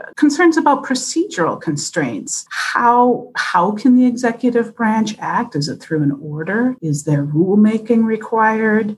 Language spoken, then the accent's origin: English; Wisconsin, United States; I grew up in Wisconsin